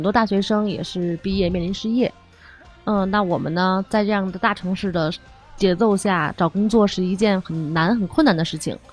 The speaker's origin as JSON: {"language": "Chinese", "country": "China", "said": "我们中国人是一个大的消费人群"}